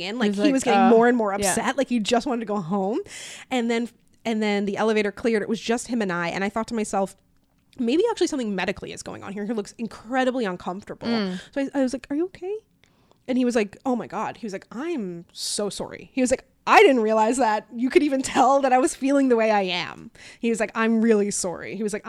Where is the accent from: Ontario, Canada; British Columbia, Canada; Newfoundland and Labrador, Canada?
Newfoundland and Labrador, Canada; funny. I don't get any comments on videos asking where my Canadian accent is, but I get it asking where my Newfoundland accent is.